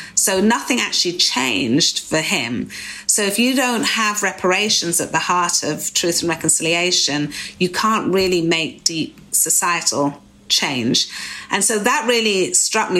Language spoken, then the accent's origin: English; United Kingdom; moved away as an adult; now in United States; especially being European as we used to be in the UK.